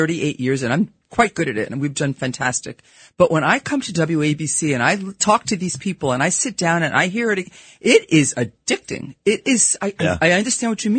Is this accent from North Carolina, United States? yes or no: no; New York City, New York, United States; accent: Brooklyn; It's my horrible Brooklyn accent that comes out because I'm a New Yorker